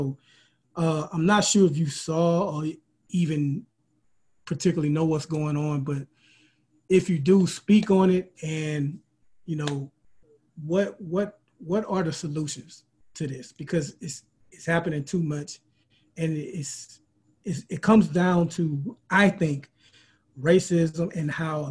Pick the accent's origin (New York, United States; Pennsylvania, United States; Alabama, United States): Alabama, United States; Mobile; We're both from Mobile.